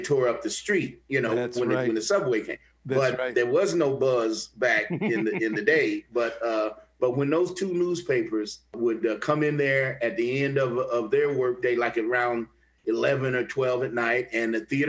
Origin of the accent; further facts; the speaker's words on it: Kansas City, Kansas, United States; moved away as an adult; also born or lived in Jefferson City, Missouri / Buffalo / Chicago / St. Louis; I was born in Missouri, but I was raised in Kansas